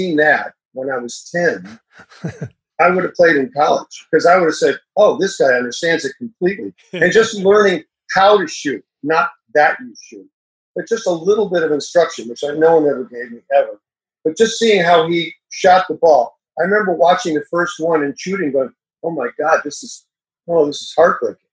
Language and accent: English; Illinois near Chicago, United States; I grew up in Illinois near Chicago